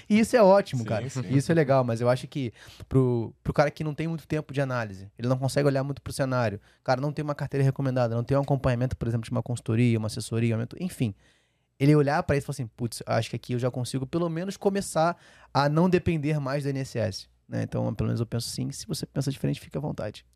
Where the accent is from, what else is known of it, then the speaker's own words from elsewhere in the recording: Rio de Janeiro, Brazil; moved away; eu sou carioca, né? Então a energia da minha casa era pela Light, né? quando eu uhum. morava no Rio